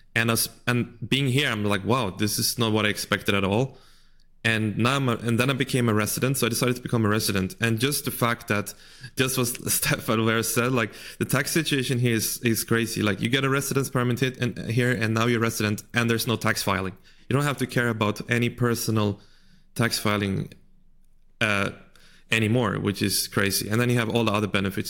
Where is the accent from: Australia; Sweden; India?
Sweden; moved away as an adult; also born or lived in China; I grew up in Sweden